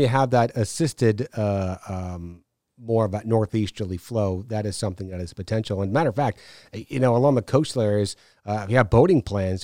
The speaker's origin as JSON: {"language": "English", "region": "New York", "country": "United States", "tie": "born or raised there", "moved": "yes", "lives_now": "Savannah, United States", "said": "I took a trip back to New York, uh, last week to see my parents"}